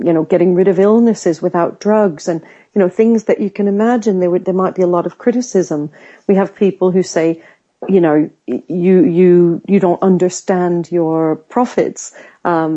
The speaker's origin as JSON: {"language": "English", "country": "United States", "tie": "born or raised there", "moved": "yes", "lives_now": "United Kingdom", "said": "I grew up in America where sometimes people might oversell themselves"}